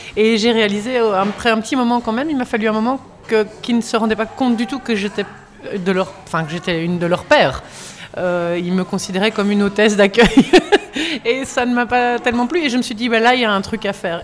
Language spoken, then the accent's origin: French; Belgium; on est belge